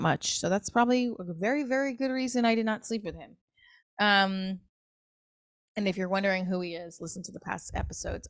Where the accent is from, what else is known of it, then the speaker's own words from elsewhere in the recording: New Jersey, United States; also born or lived in New York; I'm from Jersey, I'm from New York.